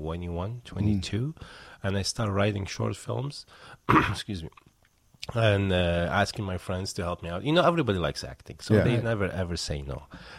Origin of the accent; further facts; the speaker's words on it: Baghdad, Baghdad Governorate, Iraq; moved away as an adult; now in United States; I'm originally from Iraq, mm-hmm. from the capital city, Baghdad.